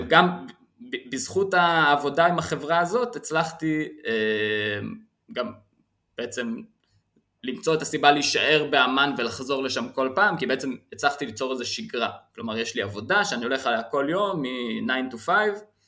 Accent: Israel; אני מישראל

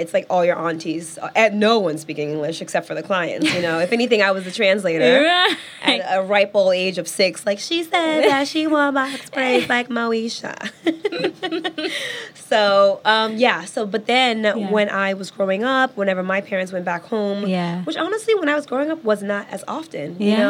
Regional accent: New York, United States; I was born and raised in New York.

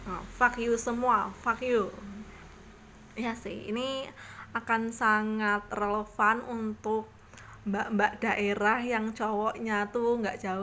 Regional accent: Purworejo, Central Java, Indonesia; kayaknya ini belum dengar di di daerahku di Purworejo sana

